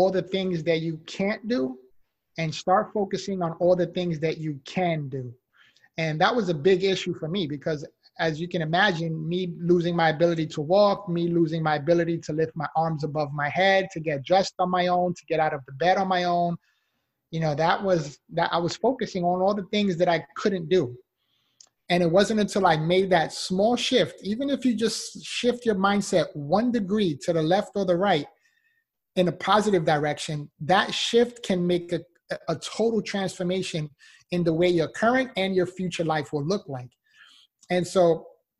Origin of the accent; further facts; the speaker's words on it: New York City, New York, United States; moved away as an adult; now in Florida, United States; I'm originally from the Bronx, New York. So I moved from New York to Florida.